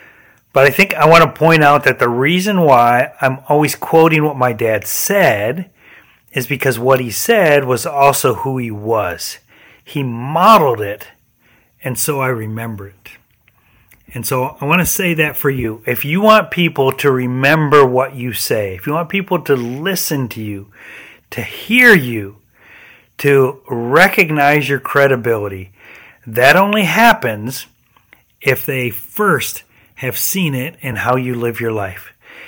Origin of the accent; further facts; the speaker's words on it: Michigan, United States; accent: northern; now in Florida, United States; When I moved from Michigan to South Florida, people commented at first about my northern accent.